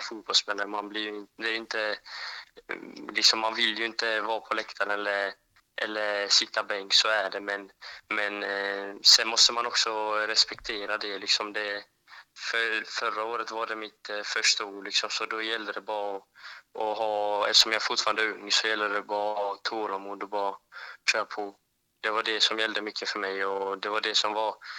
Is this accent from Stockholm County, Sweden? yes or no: no; Växjö, Kronoberg County, Sweden; jag är från Växjö